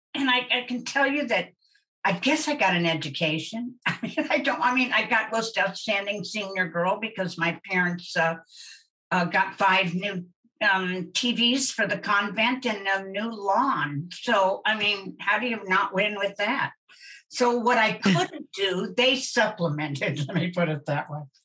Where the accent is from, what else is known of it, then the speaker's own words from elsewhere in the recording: Wichita, Kansas, United States; I'm from Wichita, and there's no place to sneak